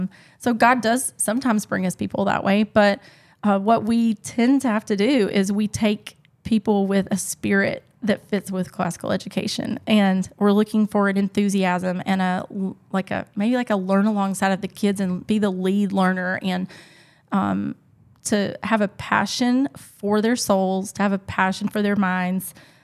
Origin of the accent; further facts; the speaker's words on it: the Bible Belt, United States; now in Casablanca, Morocco; I come from the Bible Belt.